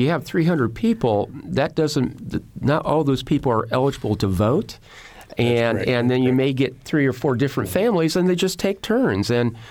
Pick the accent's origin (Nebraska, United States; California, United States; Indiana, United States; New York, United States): Indiana, United States; Huntington; I'm from Huntington, Indiana, from Huntington County and Huntington Township, the only place in the United States where the county, the township, and the city is the same name.